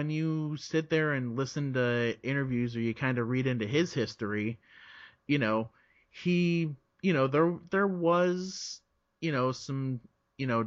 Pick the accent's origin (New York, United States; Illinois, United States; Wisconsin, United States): Illinois, United States; Chicago; also born or lived in South Florida, United States; I was I was born in South Florida. Okay. And my family moved to Chicago when I was like three.